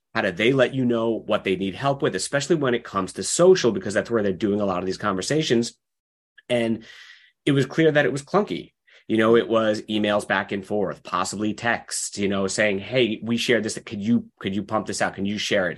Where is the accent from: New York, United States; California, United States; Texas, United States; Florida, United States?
New York, United States; Long Island; moved away as an adult; now in Seattle, United States; I grew up in New York on Long Island